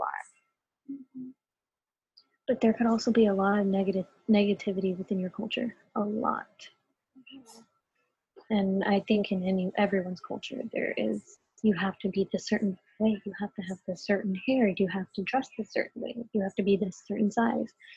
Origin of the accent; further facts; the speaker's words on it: United States; I'm a Latina. I do not speak Spanish. I am completely American in all ways